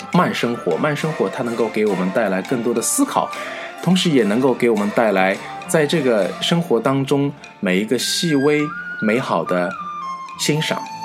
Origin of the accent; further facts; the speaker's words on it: near Jiaxing, Zhejiang, China; 我们家乡，啊，就是靠近嘉兴嘛。 大家知道是浙江的嘉兴